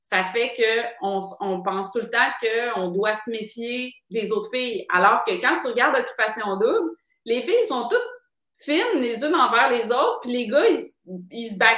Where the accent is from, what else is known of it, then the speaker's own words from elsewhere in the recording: Quebec City, Quebec, Canada; moved away as an adult; now in Montreal, Canada; quand je suis arrivée à Montréal, tu sais, moi, je viens de Québec